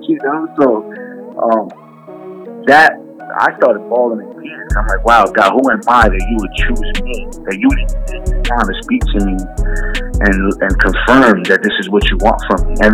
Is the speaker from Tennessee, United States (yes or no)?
no; Jersey City, New Jersey, United States; also born or lived in West New York, New Jersey; grew up in Hudson County, New Jersey. Um, born and raised in Jersey City, then moved to uh, then pretty much bounced around Hudson County, but really lived in West New York, New Jersey for about eight years.